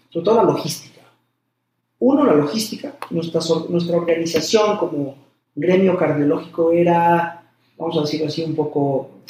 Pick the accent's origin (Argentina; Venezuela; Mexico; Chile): Mexico